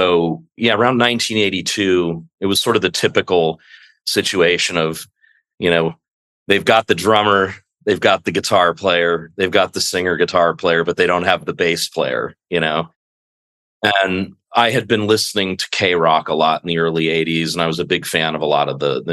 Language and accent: English; Los Angeles, California, United States; also born or lived in Santa Monica; I'm a local native of Los Angeles. I was born in Santa Monica and raised in West